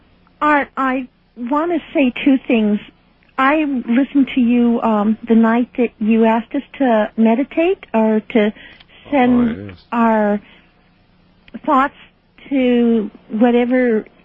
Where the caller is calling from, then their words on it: Fairbanks, Alaska, United States; I'm calling from Fairbanks, Alaska.